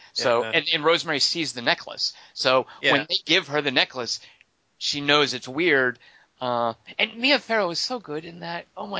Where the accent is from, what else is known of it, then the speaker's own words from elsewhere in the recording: Arkansas, United States; I once was on vacation and told someone that I was from Arkansas